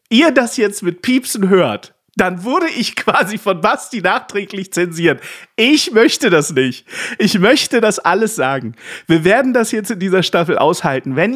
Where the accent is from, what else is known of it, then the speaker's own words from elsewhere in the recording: Saxony, Germany; born there; denn ich bin ja wenigstens in Sachsen geboren, zwar nicht aufgewachsen, aber geboren